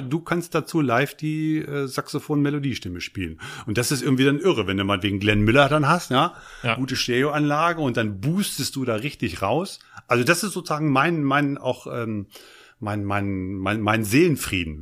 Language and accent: German; Eichsfeld, southern edge of the Harz, Lower Saxony, Germany; Ich bin aufgewachsen am Südrande des Harzes, Eichsfelder